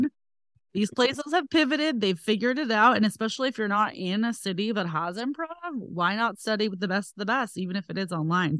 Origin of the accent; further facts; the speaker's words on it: next to San Francisco, Northern California, United States; also born or lived in Los Angeles; I'm from Northern California, next to San Francisco